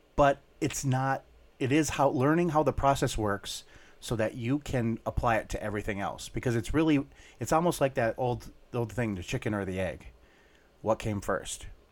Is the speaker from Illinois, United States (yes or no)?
no; Minnesota, United States; we grew up in Minnesota